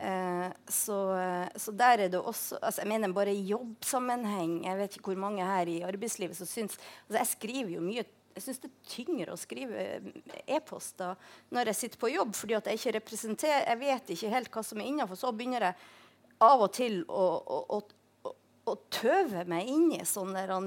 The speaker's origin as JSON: {"language": "Norwegian", "town": "Tromsø", "region": "Troms", "country": "Norway", "tie": "born or raised there", "moved": "yes", "said": "Jeg vokste opp i Tromsø."}